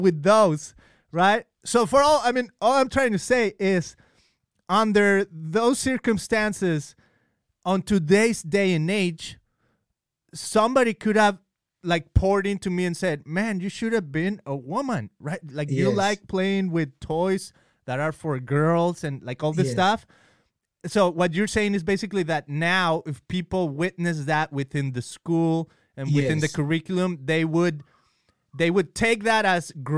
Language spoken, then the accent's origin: English; Mexico; now in California, United States; when I was growing up, I grew up in Mexico.